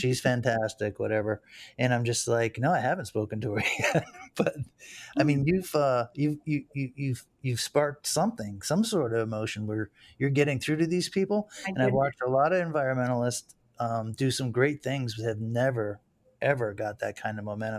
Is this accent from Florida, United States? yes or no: yes; Fort Lauderdale, Florida, United States; I grew up on Los Olds Boulevard.